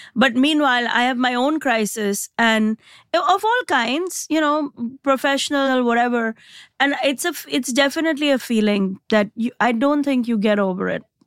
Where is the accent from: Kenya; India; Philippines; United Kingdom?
India; moved away as an adult; now in United States; I came from India